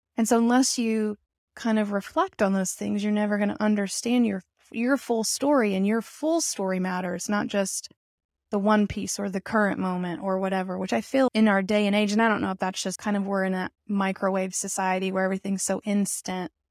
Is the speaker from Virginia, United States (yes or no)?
no; Arkansas, United States; I'm even from Arkansas